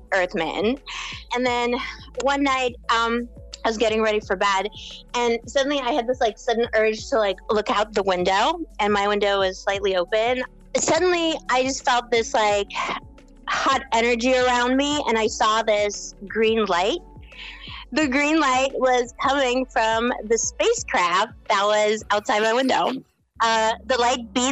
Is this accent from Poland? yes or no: yes; Poland; now in London, United Kingdom; I'm speaking to you from London, but I'm originally from Poland